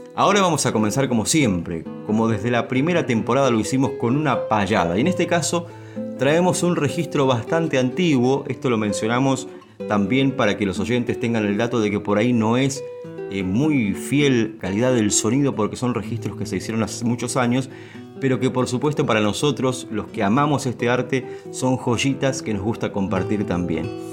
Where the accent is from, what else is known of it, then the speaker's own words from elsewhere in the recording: San Vicente, Buenos Aires Province, Argentina; en mi pueblo, en San Vicente